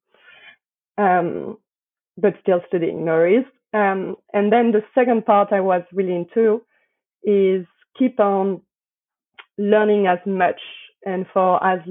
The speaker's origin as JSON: {"language": "English", "town": "Paris", "region": "Île-de-France", "country": "France", "tie": "born or raised there", "accent": "French", "second_language": "English", "moved": "yes", "said": "I was born in Paris, raised in Paris"}